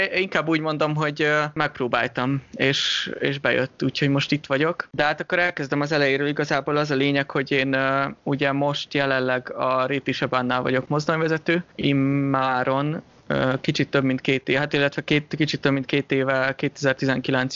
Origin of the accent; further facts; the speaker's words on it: Hungary; now in Switzerland; mint magyar állampolgár